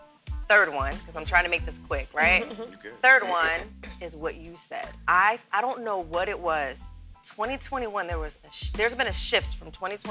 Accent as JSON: {"language": "English", "region": "New Jersey", "country": "United States", "tie": "born or raised there", "also_born_or_lived": "Germany / Virginia Beach, United States", "lives_now": "North Carolina, United States", "said": "I'm a Jersey girl and an Army brat. Mm-hmm. So I grew up in Germany and Jersey and Virginia Beach."}